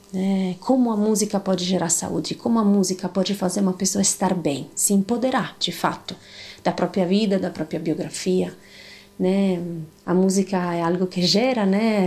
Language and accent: Portuguese; the Alps, northern Italy, Italy; accent: Italian; Portuguese is a second language; moved away as an adult; also born or lived in Paraná, Brazil; now in Brazil; eu sou italiana, como devem estar percebendo um pouco do meu sotaque diferente. Nasci em outras montanhas, em outros bosques lá do norte da Itália, dos Alpes